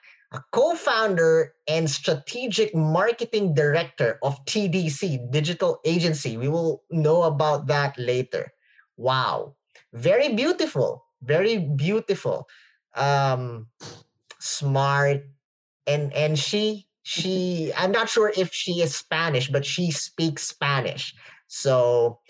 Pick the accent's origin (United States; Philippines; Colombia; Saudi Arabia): Philippines; English is a second language; English is not my first language, so forgive me if I can't pronounce some words properly. we speak Filipino in the Philippines